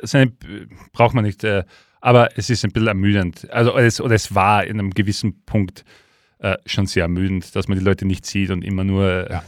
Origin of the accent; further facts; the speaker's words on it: Leoben, Styria, Austria; bei uns in Leoben